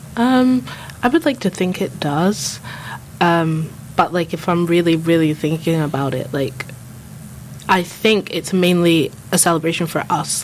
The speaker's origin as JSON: {"language": "English", "region": "London", "country": "United Kingdom", "tie": "born or raised there", "also_born_or_lived": "Scotland", "moved": "yes", "lives_now": "St Andrews, United Kingdom", "said": "I was born in London, like in North London. I grew up there."}